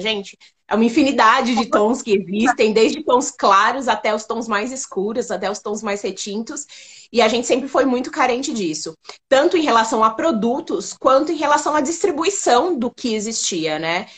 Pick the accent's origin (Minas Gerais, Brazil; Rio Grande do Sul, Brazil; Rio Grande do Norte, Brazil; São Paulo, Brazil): São Paulo, Brazil; eu sou de São Paulo, né? Sou, sou paulista